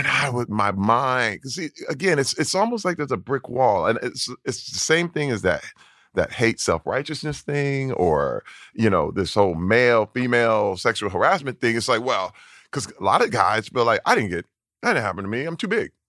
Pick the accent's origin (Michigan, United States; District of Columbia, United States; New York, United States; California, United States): Michigan, United States; Flint; growing up in Flint, Michigan